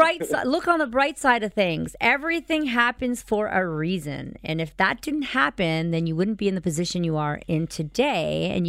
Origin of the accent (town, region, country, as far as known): Canada